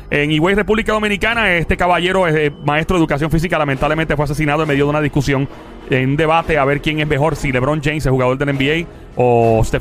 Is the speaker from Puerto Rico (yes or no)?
yes; Carolina, Puerto Rico; soy de Caro